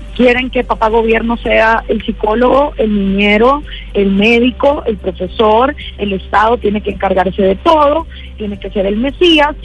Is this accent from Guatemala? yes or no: yes; Guatemala; después de 10 años de estar haciendo activismo en mi país, programas de radio, publicando libros